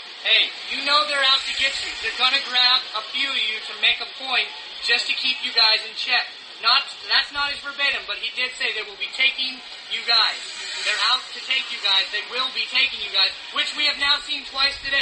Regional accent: Oregon, United States; I was here from Oregon

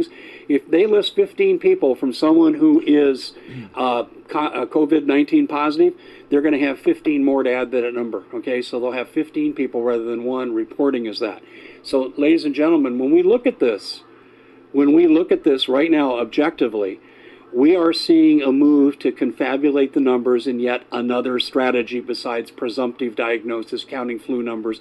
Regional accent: Arizona, United States; my home state, Arizona

